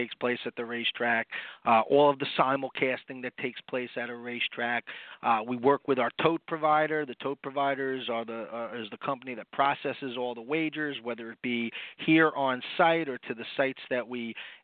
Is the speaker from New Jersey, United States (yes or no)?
yes; New Jersey, United States; a Jersey guy actually, growing up in New Jersey